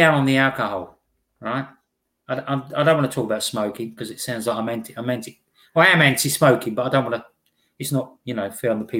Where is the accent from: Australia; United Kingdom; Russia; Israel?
United Kingdom; East of England; No, I come from the UK, just outside of London, in Essex.